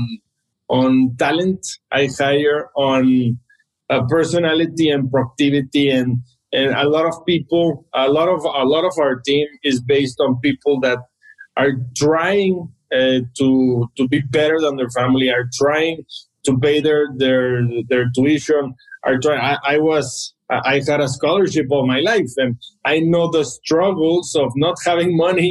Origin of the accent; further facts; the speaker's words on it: Monterrey, Nuevo León, Mexico; I grew up in Monterrey, and when I was little, you could buy a house maybe for 1 or 2 million pesos.